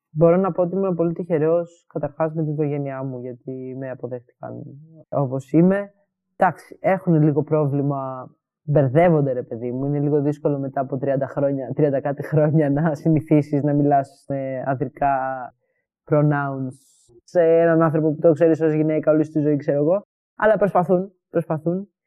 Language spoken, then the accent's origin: Greek; Greece; moved away; also born or lived in Edinburgh, United Kingdom; Όταν έφυγα από Ελλάδα, ε, αποστασιοποιήθηκα από όλη αυτή την κοινότητα, γιατί πλέον δεν ένιωθα ότι μου χρειάζεται στο Εδιμβούργο.